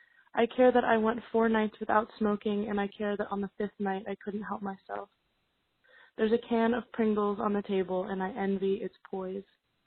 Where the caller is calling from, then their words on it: Pittsburgh, Pennsylvania, United States; I'm calling from Pittsburgh, Pennsylvania.